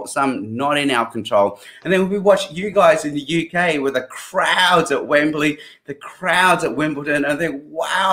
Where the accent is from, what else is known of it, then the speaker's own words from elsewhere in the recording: Sydney, New South Wales, Australia; also born or lived in Hong Kong; Then I did high school in Sydney